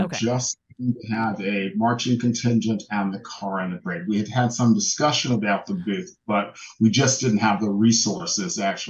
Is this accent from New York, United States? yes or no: yes; New York City, New York, United States; now in Palm Springs, United States; I hail from New York City.